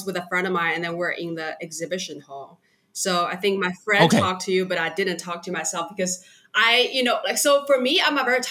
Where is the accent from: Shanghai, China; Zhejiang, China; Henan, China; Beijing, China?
Zhejiang, China; Hangzhou; moved away as an adult; also born or lived in California / Canada; now in Singapore; I was born and raised in China. I'm Chinese, and I was from a place, it's called Hangzhou.